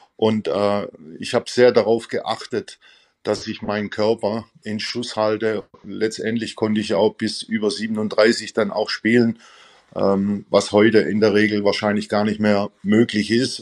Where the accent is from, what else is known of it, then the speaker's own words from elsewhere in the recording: near Stuttgart, Baden-Württemberg, Germany; moved away as an adult; also born or lived in Gelsenkirchen / Vienna; bin ich zurückgekehrt in meine Heimat, also hier in der Nähe von Stuttgart